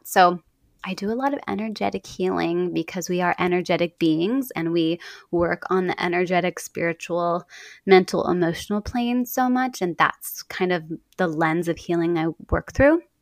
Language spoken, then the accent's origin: English; Dallas, Texas, United States; now in Portland, United States; growing up in Dallas